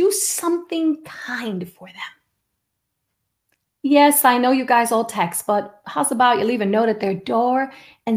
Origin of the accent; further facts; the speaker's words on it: New York City, New York, United States; the house where I was raised in the Bronx